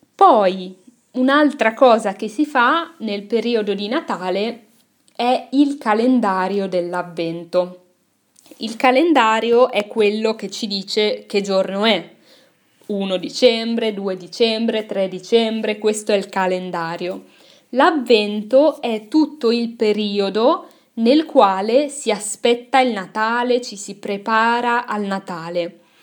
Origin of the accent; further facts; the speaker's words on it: Milan, Lombardy, Italy; sono cresciuta a Milano